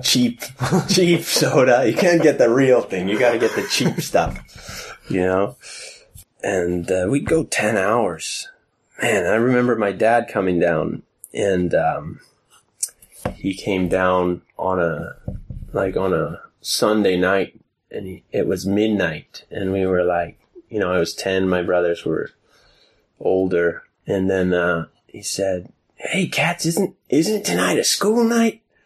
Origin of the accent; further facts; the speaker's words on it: Seattle, Washington, United States; now in Sweden; growing up in Seattle, my older brothers played uh, Dungeons and Dragons